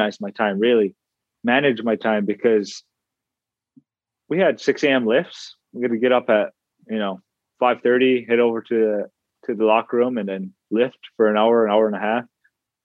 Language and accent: English; United States; We've been swept under a rug as Native American people for so long